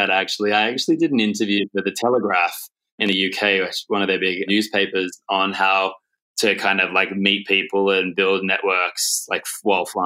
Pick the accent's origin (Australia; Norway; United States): Australia; Sydney, New South Wales